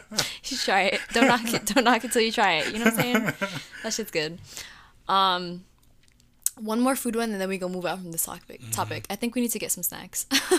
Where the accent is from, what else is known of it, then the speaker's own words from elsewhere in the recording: Jamaica; being Jamaican and all